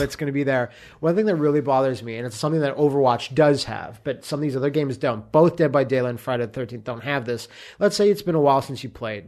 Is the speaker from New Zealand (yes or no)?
no; Canada; me being Canadian